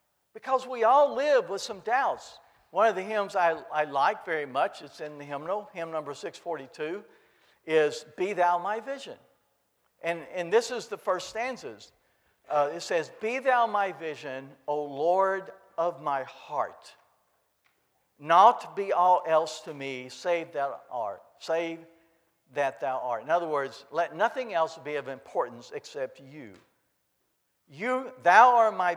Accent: Kentucky, United States; I grew up in Kentucky

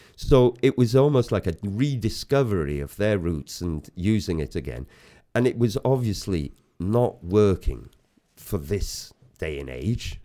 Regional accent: Bethesda, Wales, United Kingdom; also born or lived in Greece / West Germany; I come from Wales. I'm proud of it. I come from, um, Bethesda originally. I went to Bethesda school.

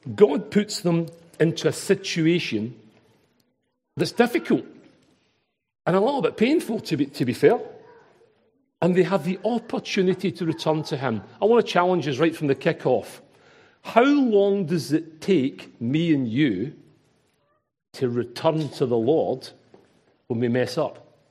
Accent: Glasgow, Scotland, United Kingdom; accent: Glaswegian; my Glaswegian accent

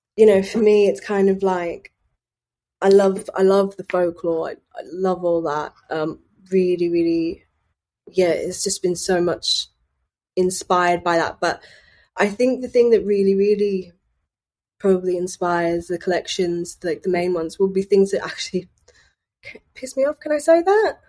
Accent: Sunderland, North East England, United Kingdom; I'm from Sunderland

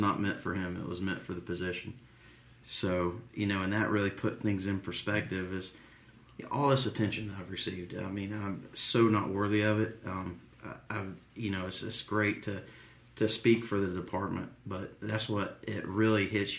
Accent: United States; I grew up in DeKalb County firehouses

